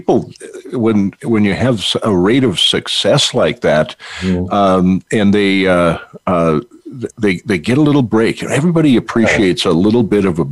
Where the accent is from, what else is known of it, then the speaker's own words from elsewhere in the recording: North Dakota, United States; growing up in North Dakota, the Twin Cities